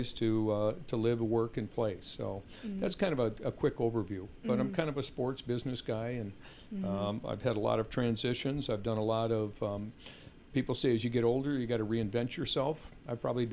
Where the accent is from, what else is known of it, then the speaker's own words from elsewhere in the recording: Madison, Wisconsin, United States; I grew up in Madison